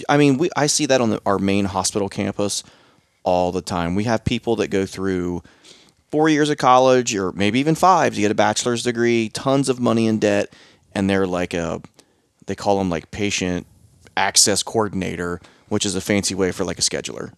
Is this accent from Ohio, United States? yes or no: yes; Southern Ohio, United States; I'm from Southern Ohio